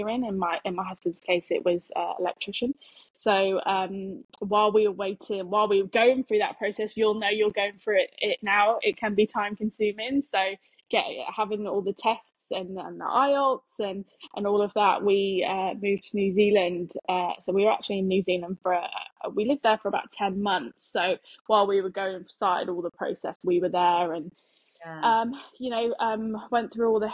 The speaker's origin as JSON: {"language": "English", "area": "Devon", "region": "South West England", "country": "United Kingdom", "also_born_or_lived": "Darwin / Queensland / Sydney / Adelaide", "moved": "as an adult", "lives_now": "Australia", "said": "we're both from Devon"}